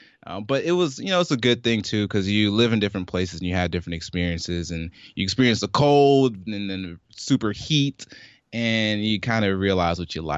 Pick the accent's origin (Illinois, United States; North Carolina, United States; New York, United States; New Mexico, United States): New York, United States; Brooklyn; born there; also born or lived in Michigan / Jamaica / Georgia; And so I was born in Brooklyn, New York. I moved around to Michigan for a bit, in Jackson, Michigan.